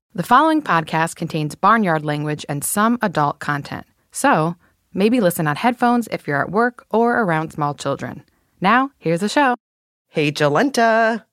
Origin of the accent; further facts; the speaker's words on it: Minneapolis, Minnesota, United States; my hometown of Minneapolis, Minnesota